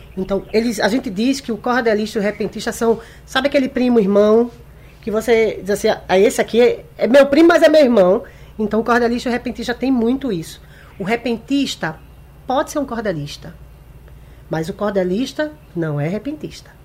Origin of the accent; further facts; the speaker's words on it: Recife, Pernambuco, Brazil; Eu sou nascida e criada em Recife